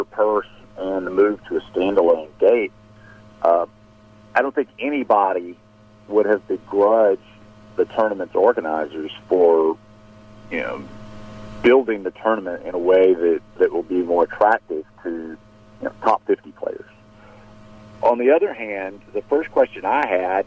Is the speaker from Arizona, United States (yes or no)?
no; Jackson, Mississippi, United States; my hometown event